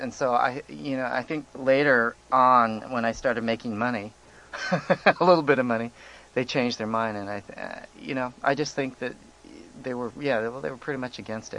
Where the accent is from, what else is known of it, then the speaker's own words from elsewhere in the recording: Ogden, Utah, United States; moved away; I'm from Ogden, Utah.